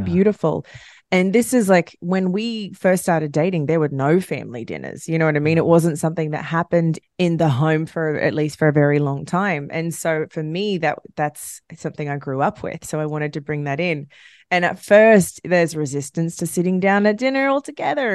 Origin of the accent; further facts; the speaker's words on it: Australia; now in United States; I'm Australian, so I, I never really connected to this holiday